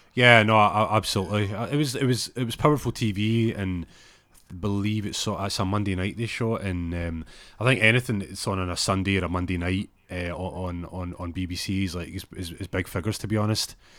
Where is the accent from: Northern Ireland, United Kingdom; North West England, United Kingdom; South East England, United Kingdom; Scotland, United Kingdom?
Scotland, United Kingdom; Glasgow; moved away; they're as Glaswegian as, as me